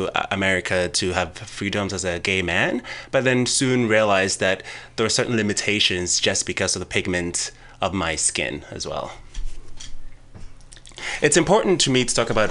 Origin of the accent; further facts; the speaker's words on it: Ghana; I was born and raised in Ghana